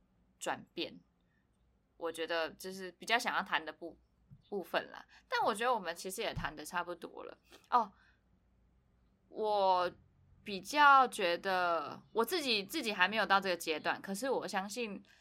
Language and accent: Chinese; Taipei, Taiwan; now in Hualien, Taiwan; 自从我从台北搬来花莲之后